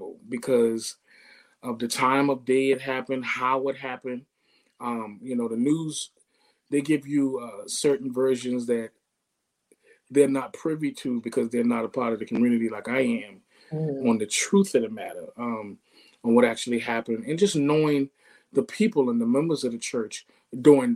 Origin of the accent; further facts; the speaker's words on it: Charleston, South Carolina, United States; Charleston, born and raised